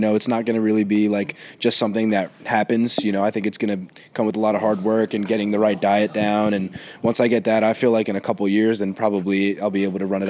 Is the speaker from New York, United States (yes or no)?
yes; New City, New York, United States; also born or lived in Greenwich, Connecticut; I'm from New City, New York. I go to school in Greenwich, Connecticut, Brunswick School